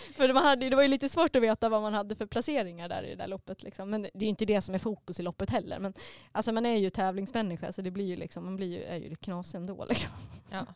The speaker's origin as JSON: {"language": "Swedish", "town": "Mora", "region": "Dalarna County", "country": "Sweden", "tie": "born or raised there", "said": "Eftersom att jag kommer från Mora så är man uppväxt med Vasaloppet"}